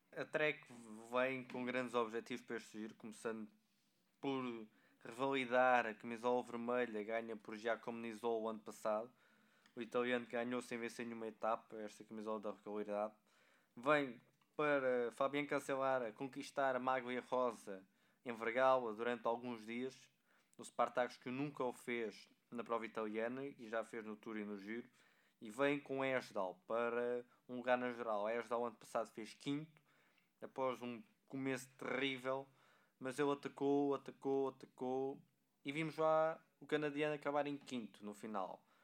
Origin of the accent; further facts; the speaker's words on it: Portugal; enquanto portugueses